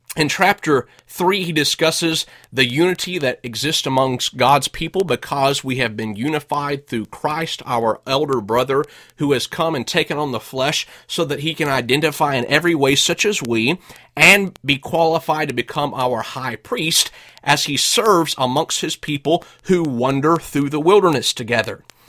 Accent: United States; first language English; moved away as an adult; also born or lived in Russia; I'm an American. I grew up speaking English. I moved to Russia for several years

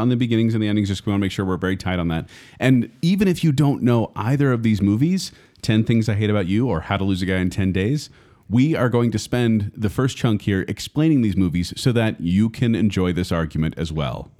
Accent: Utah, United States; we grew up in Utah

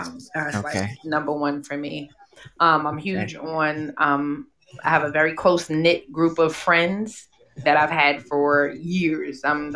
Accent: New York City, New York, United States; Growing up in the Bronx

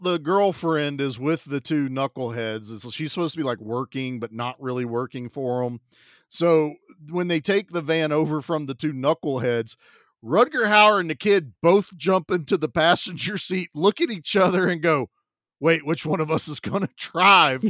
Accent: Virginia, United States; I'm from Virginia

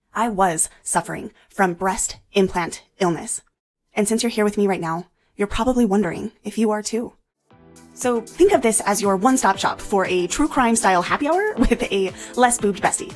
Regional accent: United States; the U S, where I'm from

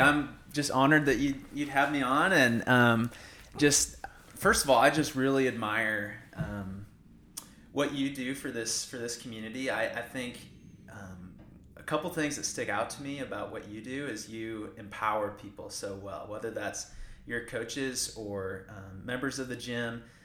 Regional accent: Iowa, United States; now in College Station, United States; I'm, I'm from Iowa, uh, grew up in Iowa

